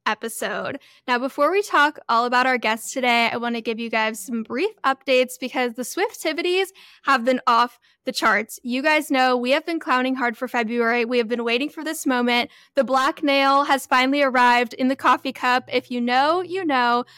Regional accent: Florida, United States; moved away as an adult; also born or lived in California; I grew up in California for a bit, and then I lived in Florida for, like, ten, eleven years and moved back

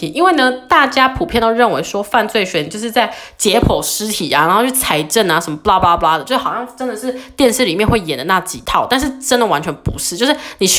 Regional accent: Taiwan; moved away as an adult; now in United States; 我又是从小在就是台湾长大的人

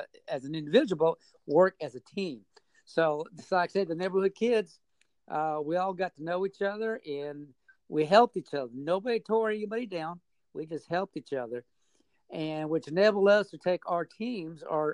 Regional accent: Merced, California, United States; originally I was born and raised in the San Joaquin Valley. The actual town is called Merced, California

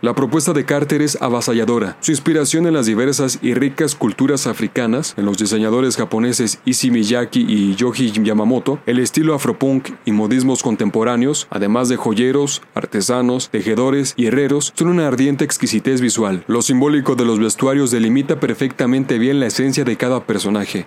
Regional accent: Mexico; como mexicano

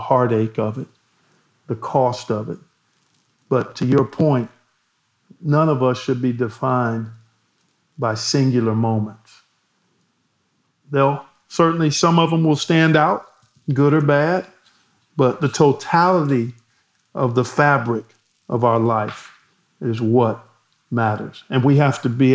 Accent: Cleveland, Ohio, United States; my hometown of Cleveland

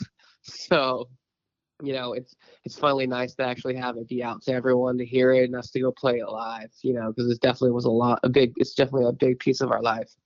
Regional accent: San Diego, California, United States; I'm from San Diego

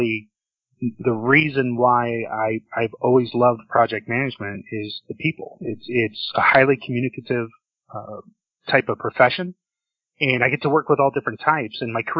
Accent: Orlando, Florida, United States; I grew up in Orlando, Florida

